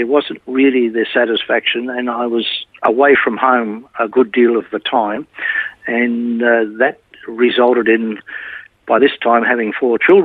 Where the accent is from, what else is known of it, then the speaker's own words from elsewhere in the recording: Melbourne, Victoria, Australia; I was born in Melbourne, in a little town called Heidelberg